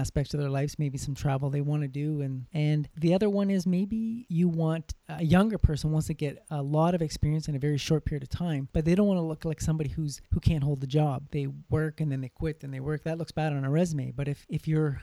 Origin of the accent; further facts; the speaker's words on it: Canada; here in my home country